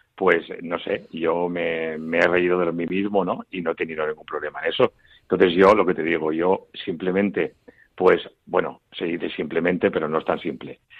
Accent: Mutxamel, Valencian Community, Spain; also born or lived in Cartagena / Murcia / Castile and León; en mi pueblo, yo vivo en miel, en un pueblo de la provincia de Alicante, se llama Muchamiel en valenciano

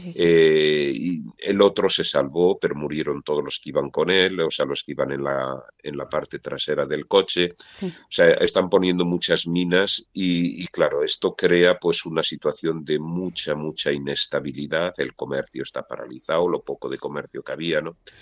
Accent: Burgos, Castile and León, Spain; moved away as an adult; also born or lived in Central African Republic; now in Mbaïki, Central African Republic; yo soy de Burgos

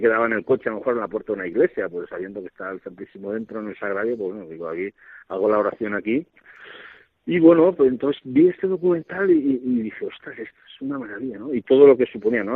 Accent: Alaquàs, Valencian Community, Spain; yo soy de un pueblo cerquita de Valencia, Alacuaz

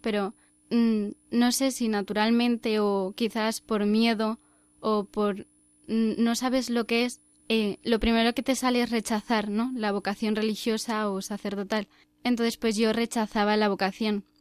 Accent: Cantabria, Spain; soy de Cantabria

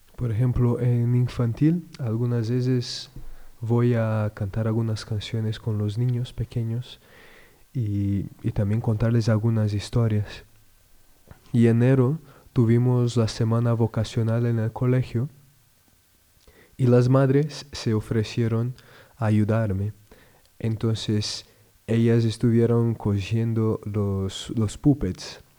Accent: Rio Grande do Sul, Brazil; moved away as an adult; now in Madrid, Spain; Yo soy de Brasil, Río Grande do Sul, es el sur de Brasil.

